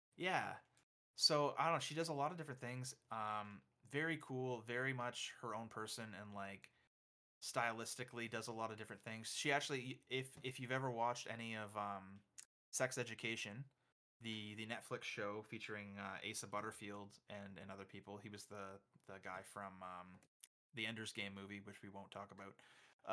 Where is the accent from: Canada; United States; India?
Canada; I'm Canadian